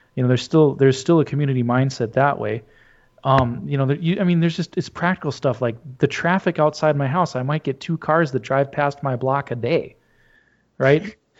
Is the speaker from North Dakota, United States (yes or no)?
yes; Verona, North Dakota, United States; now in Oakes, United States; I'm from Verona. That's where my family's from.